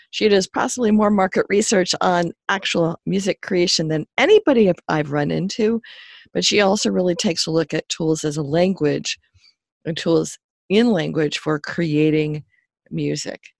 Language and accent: English; Seattle, Washington, United States; I grew up in Seattle in the town called Columbia City.